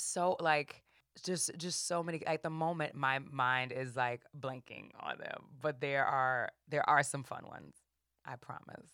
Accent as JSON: {"language": "English", "town": "New Orleans", "region": "Louisiana", "country": "United States", "said": "I'm from New Orleans"}